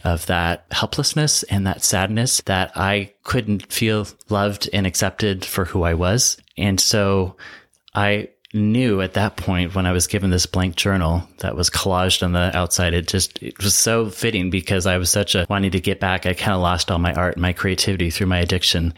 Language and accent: English; Seattle, Washington, United States; now in Palm Springs, United States; I'm from Seattle, kind of grew up in Wittenville in the suburbs